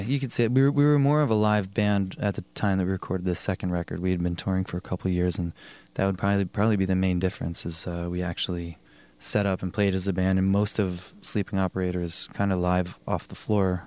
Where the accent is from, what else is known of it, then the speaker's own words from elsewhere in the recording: Providence, Rhode Island, United States; moved away as an adult; also born or lived in Boston, United States; now in Montreal, Canada; Andrew and I grew up in Providence